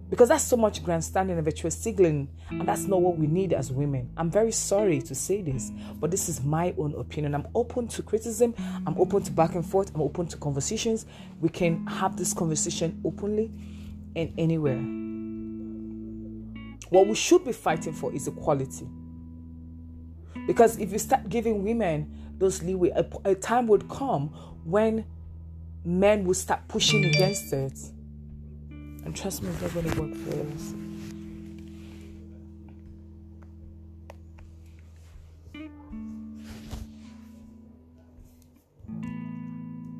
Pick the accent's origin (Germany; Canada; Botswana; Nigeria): Nigeria; I'm a black woman. I'm from Nigeria.